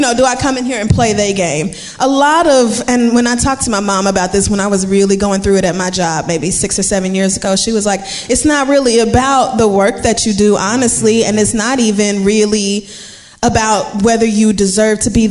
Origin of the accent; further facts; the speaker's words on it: Barbados; moved away; I am from Barbados.